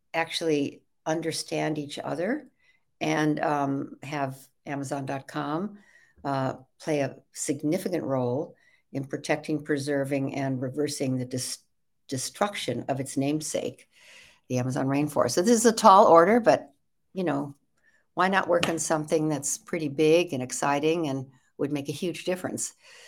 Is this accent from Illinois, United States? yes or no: yes; Evanston, Illinois, United States; born there; I was born in Chicago, outside of Chicago, in Evanston, Illinois. And my father was a big band leader in the big band days